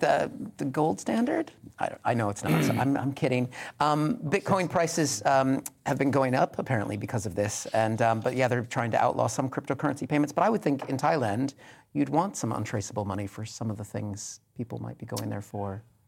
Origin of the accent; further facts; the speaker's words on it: Pacific Northwest, United States; I grew up in the Pacific Northwest